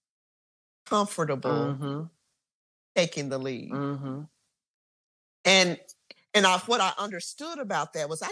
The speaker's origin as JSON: {"language": "English", "region": "Mississippi", "country": "United States", "said": "so I'm from Mississippi, right?"}